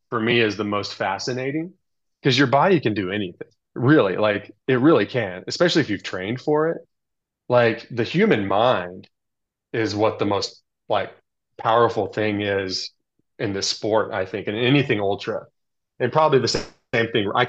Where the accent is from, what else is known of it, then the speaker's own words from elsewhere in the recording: California, United States; I had two down jackets because I'm from Southern California